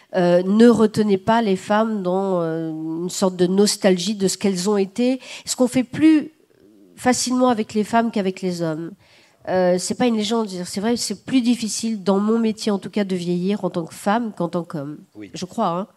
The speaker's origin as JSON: {"language": "French", "area": "the South", "region": "southern France", "country": "France", "said": "je suis du Sud, euh, que je serai éternellement, je suis vraiment du Sud"}